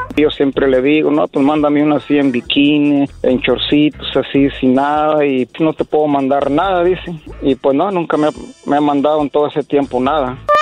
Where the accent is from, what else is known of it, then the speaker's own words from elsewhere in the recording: Apatzingán, Michoacán, Mexico; yo soy de Michoacán, de allá este, de Apaxingán, Michoacán